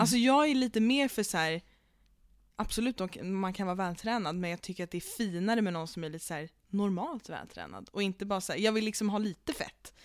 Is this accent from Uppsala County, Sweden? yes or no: no; Stockholm, Stockholm County, Sweden; vi är stockholmare